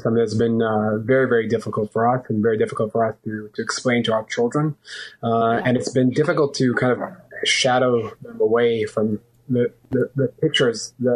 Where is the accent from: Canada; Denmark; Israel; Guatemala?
Israel; growing up in Israel